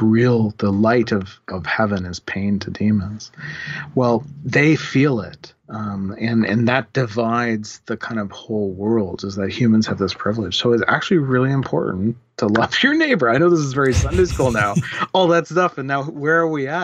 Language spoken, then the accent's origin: English; Canada; I'm a Canadian Christian theologian